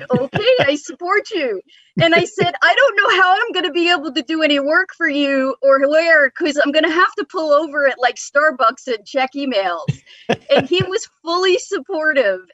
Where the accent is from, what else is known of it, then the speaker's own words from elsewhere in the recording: New York, United States; moved away as an adult; also born or lived in Florida; now in Atlanta, United States; I grew up in New York